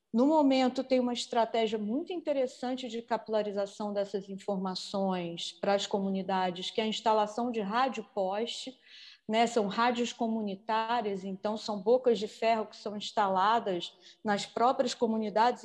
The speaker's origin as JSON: {"language": "Portuguese", "region": "Rio de Janeiro", "country": "Brazil", "moved": "as an adult", "lives_now": "São Gabriel da Cachoeira, Brazil", "said": "também sou carioca, sou do Rio de Janeiro"}